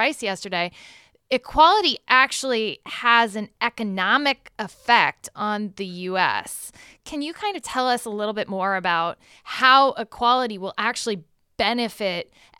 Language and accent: English; Galesburg, Illinois, United States; growing up in Galesburg, Illinois